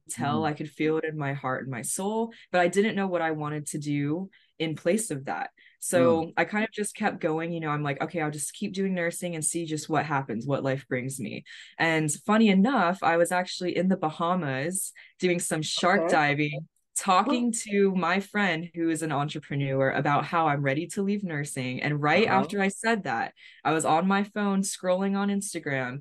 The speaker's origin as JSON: {"language": "English", "region": "Florida", "country": "United States", "said": "I'm from Florida"}